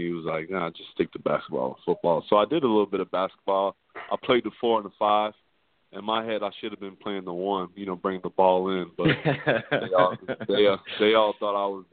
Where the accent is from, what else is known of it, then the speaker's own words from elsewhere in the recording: Clearwater, Florida, United States; also born or lived in Tampa, Florida; I was born in Tampa, though, and we just moved back and forth from Clearwater to Tampa all the time, and then I finally stayed in Clearwater for good my freshman year.